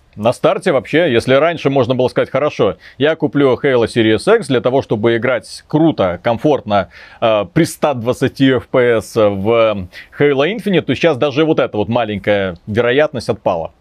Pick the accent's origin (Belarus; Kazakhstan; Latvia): Belarus; Мы же белорусы